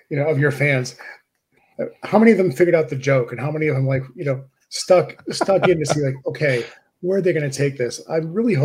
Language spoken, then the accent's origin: English; Wisconsin, United States; moved away as an adult; also born or lived in Milwaukee, Wisconsin / Madison, Wisconsin; now in Ohio, United States; I grew up in Wisconsin, and I met a girl, and I moved down to Ohio.